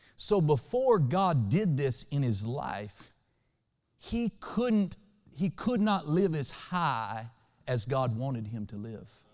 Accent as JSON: {"language": "English", "region": "Oklahoma", "country": "United States", "tie": "born or raised there", "moved": "yes", "lives_now": "Western Kentucky, United States", "said": "where I grew up in Oklahoma"}